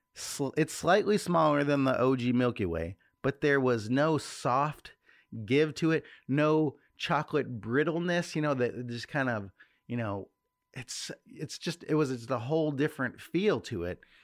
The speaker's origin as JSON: {"language": "English", "town": "Chicago", "region": "Illinois", "country": "United States", "said": "we're from Chicago."}